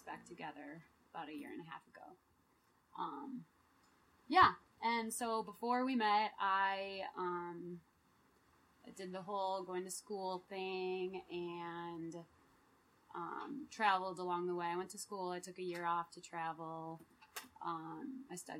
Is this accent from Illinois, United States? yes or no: yes; Chicago, Illinois, United States; moved away; I'm from Chicago originally